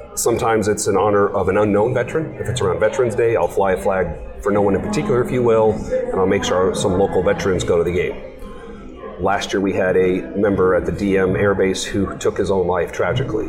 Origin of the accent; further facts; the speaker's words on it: San Diego, California, United States; moved away as an adult; now in Tucson, United States; I was raised in San Diego, California.